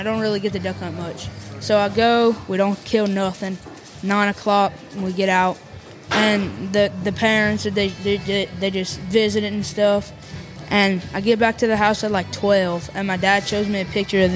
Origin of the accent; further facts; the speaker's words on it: Bunkie, Louisiana, United States; I'm from Bunky, Louisiana. It's located in Nivolles Parish.